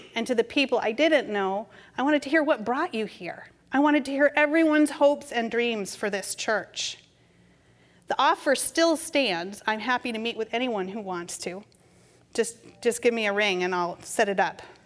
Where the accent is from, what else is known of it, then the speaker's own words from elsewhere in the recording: New England, United States; moved away as an adult; also born or lived in Massachusetts / California; growing up in New England